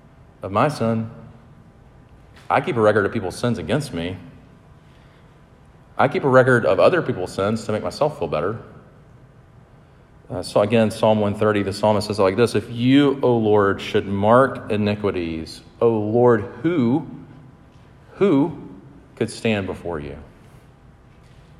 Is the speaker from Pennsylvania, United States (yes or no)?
no; Sumter, South Carolina, United States; I grew up in Sumter, South Carolina